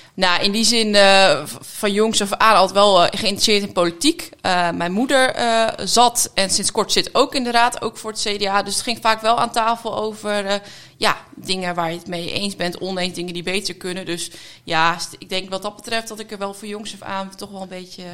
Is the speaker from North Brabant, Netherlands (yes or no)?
no; Vrouwenparochie, Friesland, Netherlands; moved away as an adult; also born or lived in Groningen; now in The Hague, Netherlands; Ik ben eh, opgegroeid eh, in Friesland